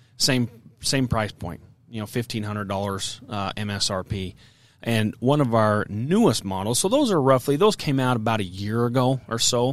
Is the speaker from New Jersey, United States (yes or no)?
no; Utah, United States; I'm from Utah. A lot of elk hunting in Utah